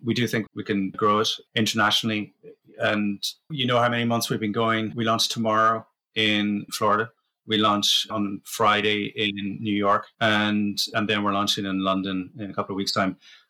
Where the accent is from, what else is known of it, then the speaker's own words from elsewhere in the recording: Sandakan, Sabah, Malaysia; I was born in Borneo in Malaysia. And we lived in a place called Sandakan, which is kind of the on the east coast there. And it's kind of jungle near.